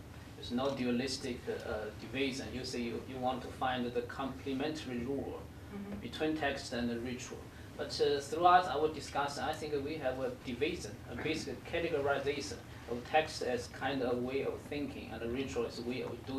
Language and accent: English; China; moved away; I'm from China, and usually, I think my own tradition, the Confucianism